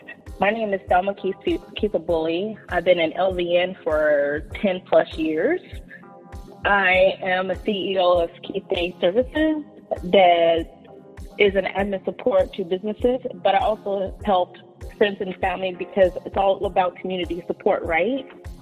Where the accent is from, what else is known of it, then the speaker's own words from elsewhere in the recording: Washington, United States; born there; also born or lived in Georgia / Sacramento; now in Walnut Grove, United States; Currently, I live in Walnut Grove. I was born in Washington State, served our country in the United States Air Force, then was in Georgia.